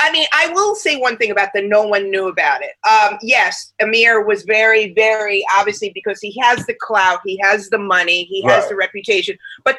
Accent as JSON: {"language": "English", "town": "New York City", "region": "New York", "country": "United States", "said": "as a New Yorker"}